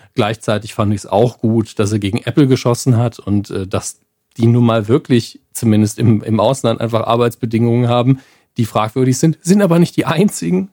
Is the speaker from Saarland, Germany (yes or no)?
yes; Saarland, Germany; wir kommen ja aus dem Bundesland, wo Kommunikation zu wenig passiert. Da werden Konflikte oft nicht ausdiskutiert